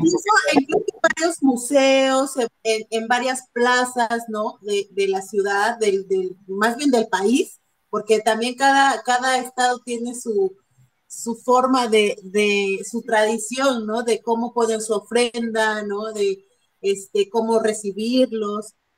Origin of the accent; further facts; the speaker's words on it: Guerrero, Mexico; yo que soy del estado de Guerrero